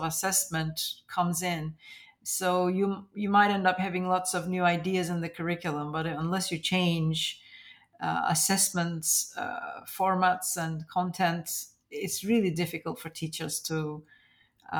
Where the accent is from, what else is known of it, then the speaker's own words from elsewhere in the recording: Northern Cyprus, Cyprus; So I grew up in Cyprus, in northern Cyprus